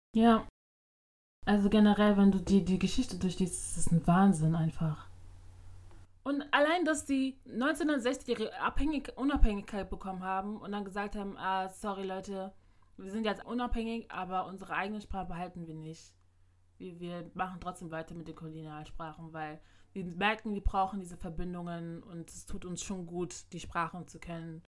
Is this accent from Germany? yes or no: no; Ghana; bei uns in Ghana